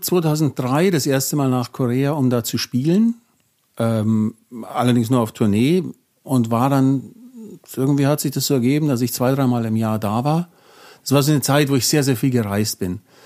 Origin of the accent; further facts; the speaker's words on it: Kirchseeon, Bavaria, Germany; ich bin 1970 geboren in Kirchsee und vielleicht kennt es jemand, äh, Vorort von München